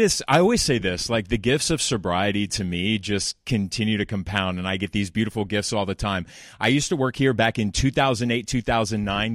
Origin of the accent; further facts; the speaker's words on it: Laguna Beach, California, United States; I grew up in Laguna Beach